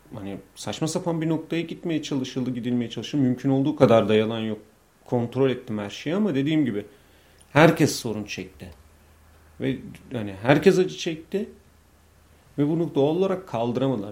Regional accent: Bolu, Bolu Province, Turkey; also born or lived in Istanbul; İşte Bolluyum

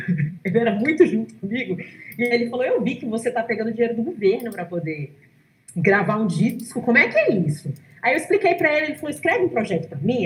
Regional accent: Brazil; gente é brasileiro

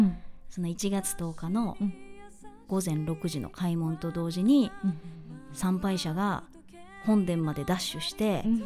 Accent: Kobe, Hyogo, Japan; accent: Kansai dialect; now in Tokyo, Japan; 地元兵庫県、うんうん、神戸で

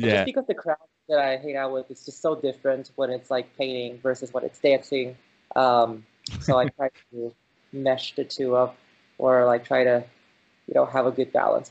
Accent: California, United States; also born or lived in China; I was born in China and I came here to California when I was 2. And I stayed here and, you know, grew up here. So like around San Francisco, and then we moved to Silicon Valley

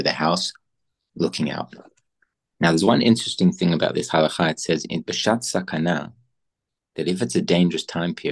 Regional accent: Australia; now in Israel; growing up, I grew up in Australia

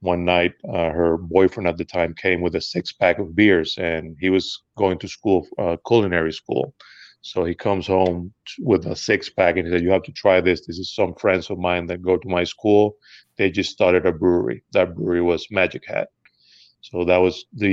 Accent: Venezuela; moved away as an adult; also born or lived in Boston; now in United States; I was born in the United States, but I grew up in Venezuela.

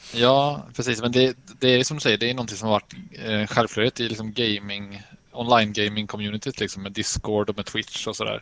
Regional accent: Sweden; som mesig svensk

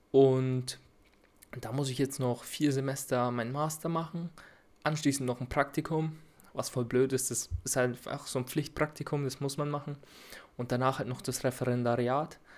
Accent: Bavaria, Germany; accent: rolling R; ich bin 22 Jahre alt und wie man vielleicht an meinem rollenden R erkennen kann, komme ich aus Bayern. Ich komme aus der Nähe von Nürnberg, also ich wohne in der Oberpfalz.

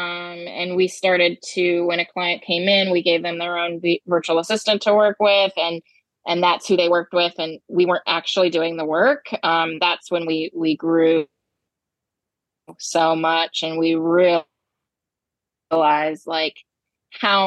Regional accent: Ohio, United States; moved away as an adult; now in Decatur, United States; I'm from the Midwest as well. We have similar upbringings, but yeah, from the Midwest, from Ohio

